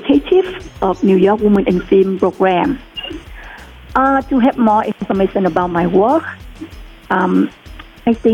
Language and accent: English; Vietnam; English is a second language; moved away as an adult; now in United States